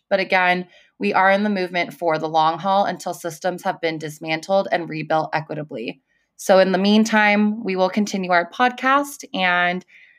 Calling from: California, United States; I'm calling in from California

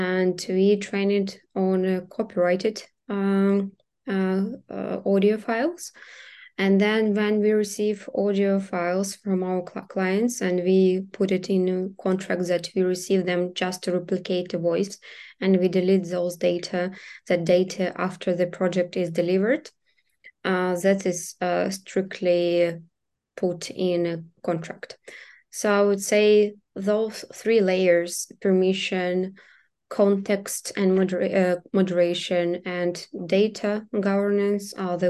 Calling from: Kyiv, Ukraine; So right now I'm speaking from Kyiv, but we have our team members from different cities.

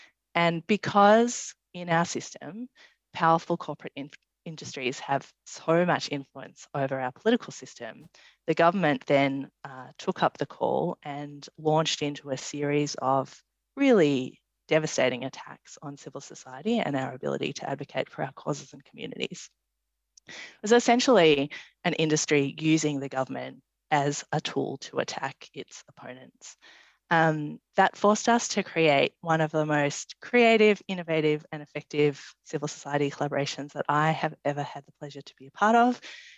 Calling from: Canberra, Australian Capital Territory, Australia; I should just say I'm dialing in from Ngunnawal and Ngambri country here at Parliament House

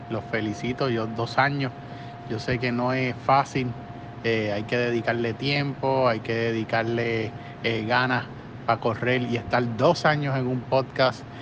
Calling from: Puerto Rico; Un saludo de Puerto Rico.

